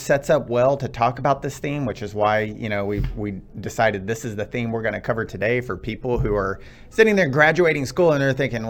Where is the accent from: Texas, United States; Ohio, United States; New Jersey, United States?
Texas, United States; I'm from Texas, born and raised.